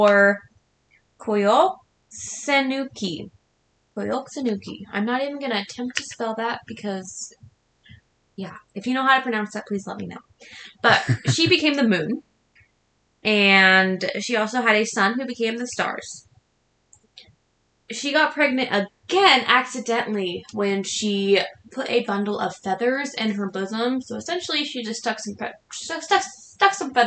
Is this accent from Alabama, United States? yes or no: no; Washington, United States; we are from Washington State.